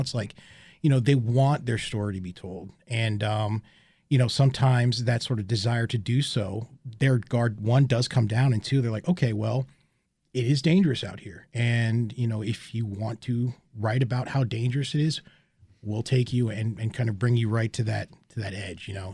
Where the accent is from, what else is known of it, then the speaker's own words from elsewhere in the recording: United States; as an American citizen